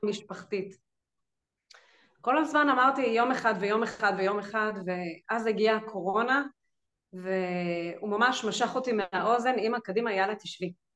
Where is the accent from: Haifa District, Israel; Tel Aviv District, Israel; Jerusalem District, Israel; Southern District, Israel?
Jerusalem District, Israel; Jerusalem; now in Rehovot, Israel; במקור אני ירושלמית, היום אני גרה ברחובות